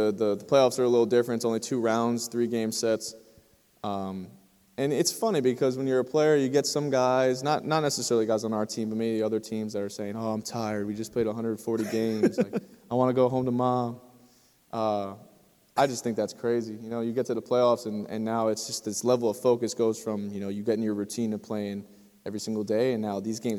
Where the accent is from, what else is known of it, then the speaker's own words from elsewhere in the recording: New Jersey, United States; moved away as an adult; also born or lived in North Carolina; I'm from New Jersey, so I'm not too far away from here